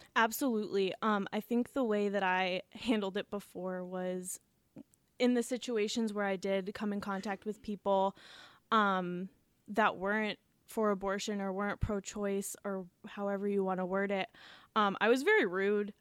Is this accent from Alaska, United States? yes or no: no; Ashtabula, Ohio, United States; moved away as an adult; now in Cleveland, United States; I am originally from Ashtabula, Ohio, and I live here in Cleveland right now